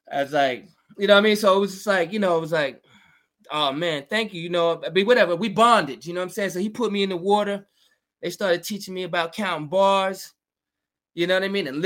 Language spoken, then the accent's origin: English; New York, United States; also born or lived in Georgia / Virginia; Yeah, I'm from originally from New York. Yeah, but I spent time in the South, in Georgia and Virginia, and came back up here like for college and stuff.